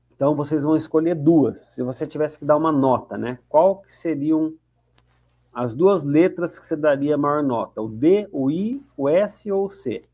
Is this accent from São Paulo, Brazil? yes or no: yes; Campinas, São Paulo, Brazil; Sou de Campinas, torcedor do Guarani de Campinas.